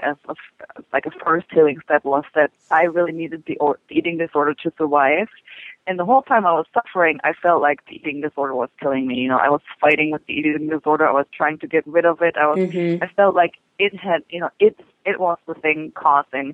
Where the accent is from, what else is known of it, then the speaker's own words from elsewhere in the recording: Germany; now in United States; it was during the 70s where I'm from Germany